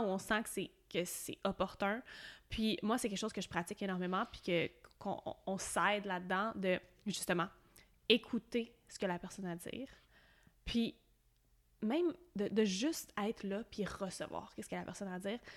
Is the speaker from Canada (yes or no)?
yes; Quebec, Canada; à partir de mi-2018, je suis partie du Québec